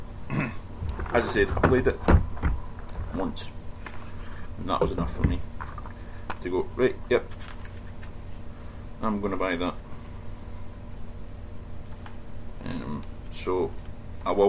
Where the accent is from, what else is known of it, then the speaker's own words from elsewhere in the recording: Scotland, United Kingdom; I'm Scottish.